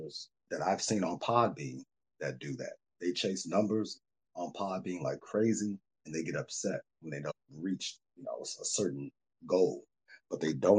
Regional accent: Chicago, Illinois, United States; me growing up in Chicago, having a shy town mentality

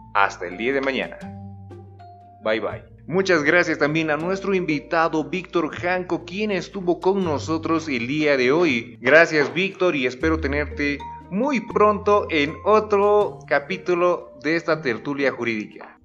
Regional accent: Bolivia; como boliviano, se te adapta a algún tipo de, podríamos decir, de mal hablado

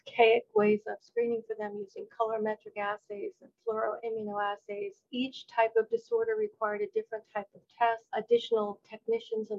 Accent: New Jersey, United States; When I returned to New Jersey, which is my home state

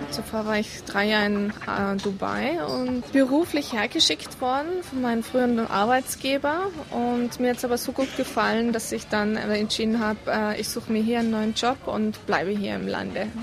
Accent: Kufstein, Tyrol, Austria; moved away as an adult; now in Abu Dhabi, United Arab Emirates; bei uns zu Hause in Tirol

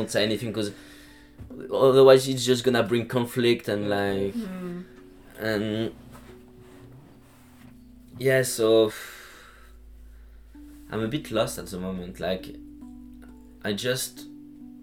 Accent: Lyon area, Auvergne-Rhône-Alpes, France; English is a second language; moved away as an adult; Well, I'm from France, from Lyon. Like the area, I'm not really a city guy. It's like my family and I were living like 30 kilometers from Lyon

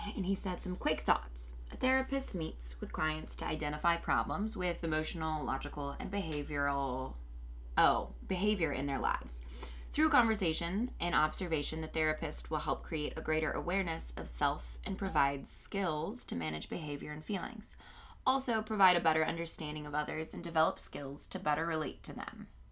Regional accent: Indianapolis, Indiana, United States; moved away as an adult; also born or lived in New York; now in Los Angeles, United States; I'm from Indianapolis.

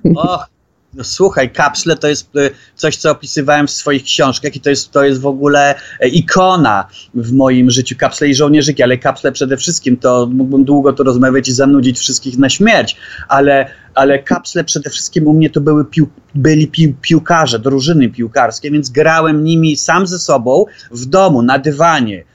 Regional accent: Poland; also born or lived in Norway; się wychowałem w tamtym świecie

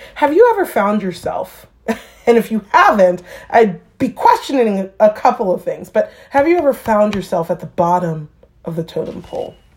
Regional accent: New York, United States; moved away; I grew up in New York

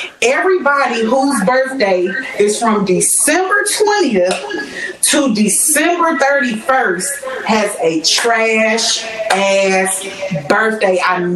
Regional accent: Georgia, United States; I'm from Georgia

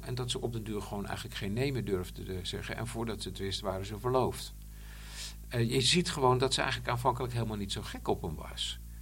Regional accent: Bollenstreek, South Holland, Netherlands; ik kom uit de Bollenstreek

